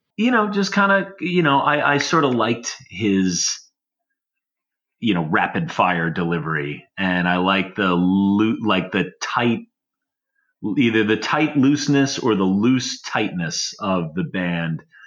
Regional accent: Long Island, New York, United States; growing up on Long Island

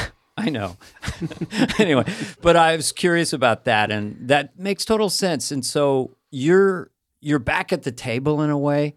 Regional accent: Montana, United States; We're from Montana.

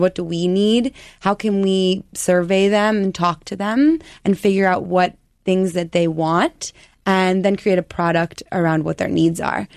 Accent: Colorado, United States; moved away as an adult; also born or lived in New York; I'm a Colorado girl. I'm from the West. I came to New York to go to Parsons

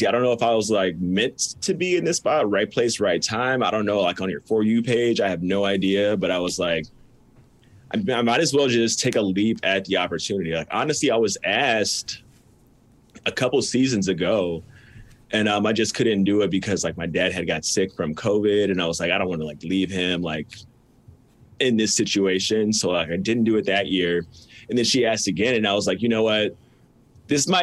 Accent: Melrose Park, Illinois, United States; now in Naperville, United States; I was born in Melrose Park.

